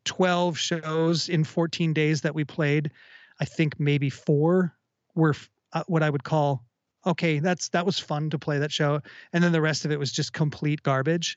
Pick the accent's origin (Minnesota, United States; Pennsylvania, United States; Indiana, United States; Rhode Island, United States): Minnesota, United States; Minneapolis; growing up in Minneapolis or in the Twin Cities rather